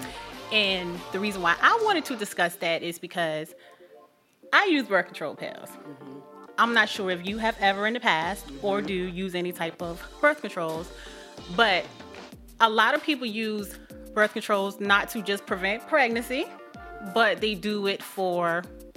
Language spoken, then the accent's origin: English; South Carolina, United States; moved away; I'm from South Carolina. So that's where I originally started from